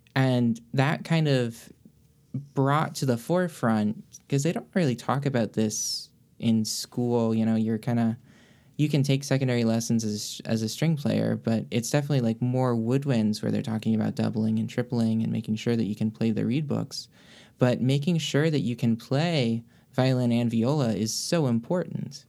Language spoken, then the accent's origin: English; Greensboro, North Carolina, United States; moved away as an adult; now in Miami, United States; I grew up in Greensboro